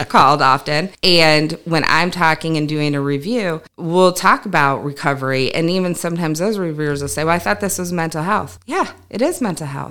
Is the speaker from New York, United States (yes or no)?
yes; New York, United States; I'm a New Yorker, so I'm a hand talker anyways